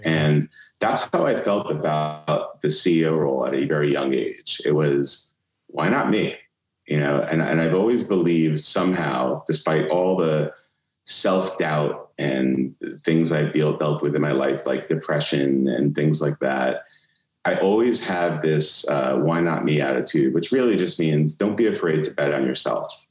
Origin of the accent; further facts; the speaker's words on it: New York City, New York, United States; moved away as an adult; also born or lived in Atlanta; I grew up in Brooklyn